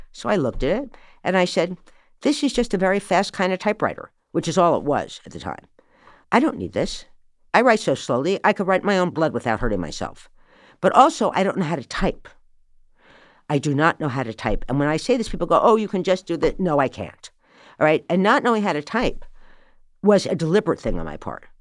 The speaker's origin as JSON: {"language": "English", "town": "Morristown", "region": "New Jersey", "country": "United States", "tie": "born or raised there", "said": "I was born in Morristown, New Jersey."}